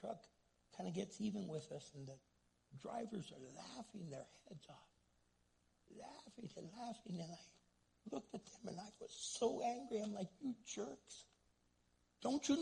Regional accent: United States; English is a second language; I'm first generation American

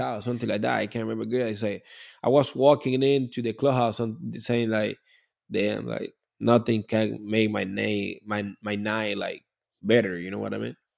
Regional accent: Cuba; English is a second language; now in Miami, United States; when I was growing up in Cuba

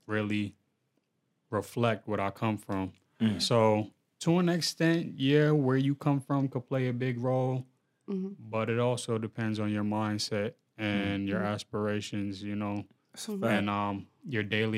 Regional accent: New York City, New York, United States; I'm from New York

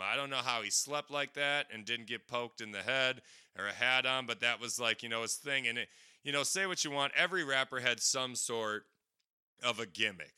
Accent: Menomonie, Wisconsin, United States; A lot of the albums I bought from this place called Atlantis Music in Menominee, Wisconsin

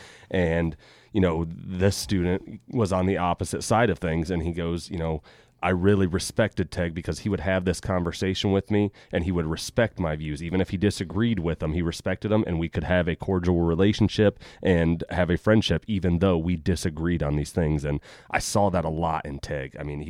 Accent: Crawford County, Ohio, United States; I grew up in the Catholic school and came to Colonel Crawford in seventh grade

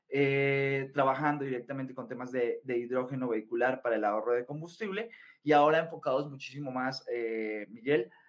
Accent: Colombia; now in Mexico; soy colombiano, por el acento obviamente se nota, soy colombiano, llevo viviendo aquí en México ya, voy para 15 años

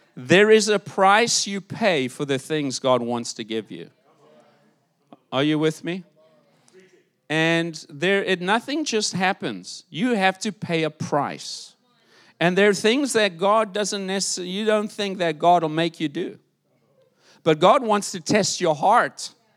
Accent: South Africa; moved away; South Africa, my home country

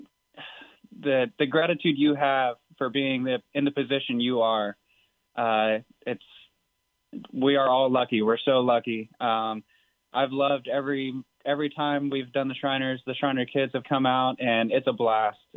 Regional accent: DFW area, Texas, United States; Growing up in the DFW area

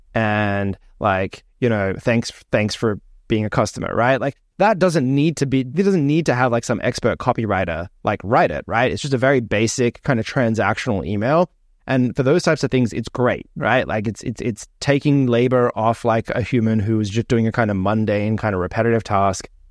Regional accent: Australia; moved away; when I was growing up in Australia

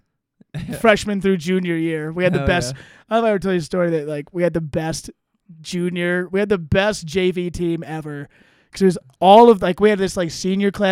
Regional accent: Ohio, United States; moved away; When I was growing up in Ohio

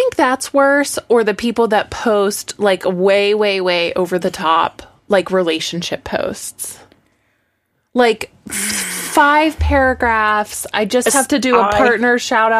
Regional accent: United States; my egocentrism that's been perpetuated as an American.

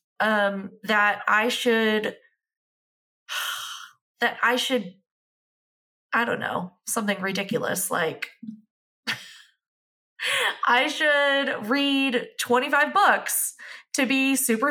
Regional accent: United States; I'm American

